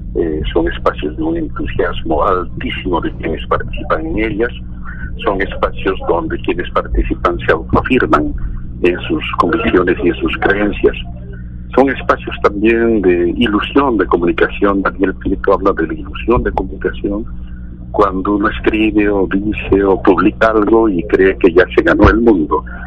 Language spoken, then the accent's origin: Spanish; Bolivia; no soy ecuatoriano, quiero muchísimo este país, yo soy boliviano